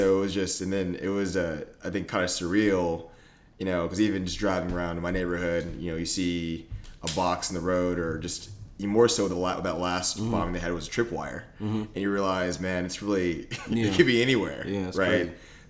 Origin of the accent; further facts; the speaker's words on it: Austin, Texas, United States; I grew up in Austin